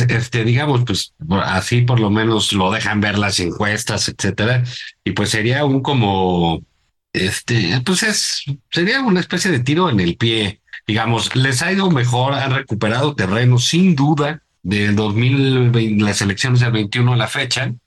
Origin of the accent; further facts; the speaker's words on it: Mexico; como, como, como mexicanos